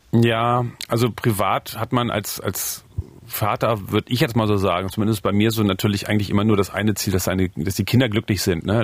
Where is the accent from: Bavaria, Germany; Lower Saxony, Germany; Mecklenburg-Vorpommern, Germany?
Lower Saxony, Germany; Osterode am Harz; moved away as an adult; also born or lived in Northeim / East Berlin; now in Berlin, Germany; Ich komme ja aus Osterode am Harz. Ich würde schon sagen, dass die Harzer da in der Gegend, wo ich jetzt aufgewachsen bin, auch eine ganz eigene Mentalität haben